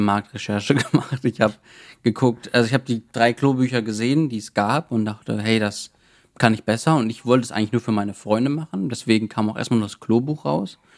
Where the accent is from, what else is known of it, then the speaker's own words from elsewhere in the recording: Cologne, North Rhine-Westphalia, Germany; ich komme ja aus Köln oder wohne in Köln